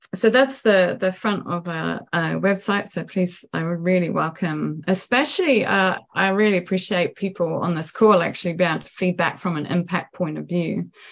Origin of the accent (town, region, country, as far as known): New Zealand; moved away as an adult; also born or lived in New York